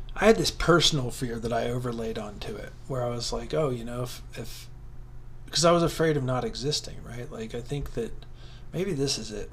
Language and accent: English; southern Ohio, United States; I grew up in a very religious part of southern Ohio